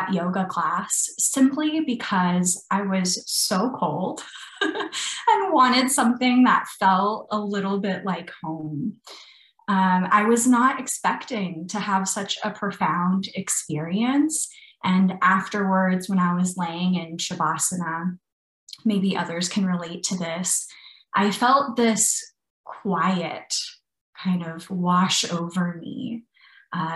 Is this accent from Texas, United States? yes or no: yes; Brownsville, Texas, United States; moved away as an adult; also born or lived in London, United Kingdom; now in Austin, United States; I grew up in a small town called Brownsville in South Texas on the border of Mexico